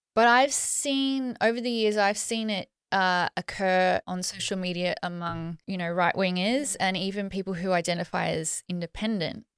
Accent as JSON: {"language": "English", "country": "Australia", "said": "I'm Australian"}